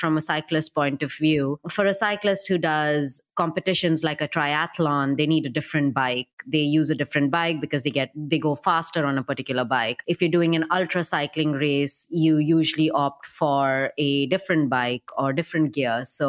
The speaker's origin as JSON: {"language": "English", "country": "United Arab Emirates", "tie": "born or raised there", "said": "I'm not Canadian, I'm Indian, and I grew up in the UAE."}